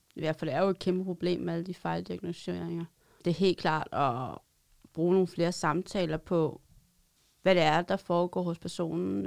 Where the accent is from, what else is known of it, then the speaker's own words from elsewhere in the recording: Roskilde, Zealand, Denmark; Jeg er sælger for Hus og kommer fra Roskilde